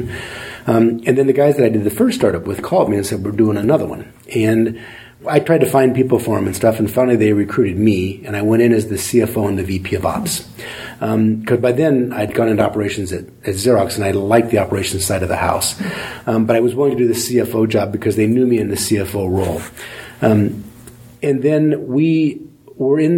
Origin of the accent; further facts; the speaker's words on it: Indiana, United States; moved away as an adult; now in California, United States; So I grew up in the Midwest in Indiana. I went to school in Indiana